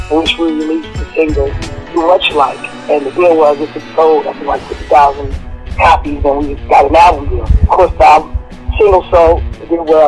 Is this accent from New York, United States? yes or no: no; Oakland, California, United States; I'm from Oakland, California